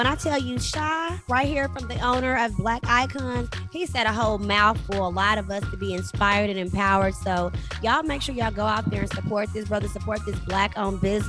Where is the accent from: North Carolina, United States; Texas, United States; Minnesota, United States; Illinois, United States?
Texas, United States; I'm from Texas